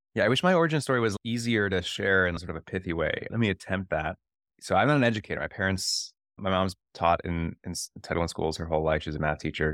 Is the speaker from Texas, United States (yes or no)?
no; Akron, Ohio, United States; growing up in Ohio and knowing that the community in Akron, Ohio, right? Like, the community I grew up